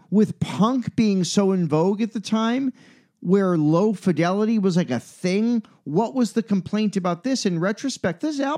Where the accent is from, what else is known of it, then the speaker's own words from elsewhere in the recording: Chicago, Illinois, United States; This is not easy to say as a Chicagoan, Chicago native, and someone who grew up with that movie.